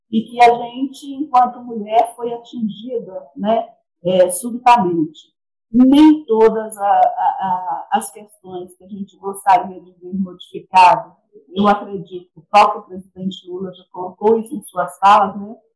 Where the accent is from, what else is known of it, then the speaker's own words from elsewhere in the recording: Ipatinga, Minas Gerais, Brazil; é, sou de Ipatinga, Minas Gerais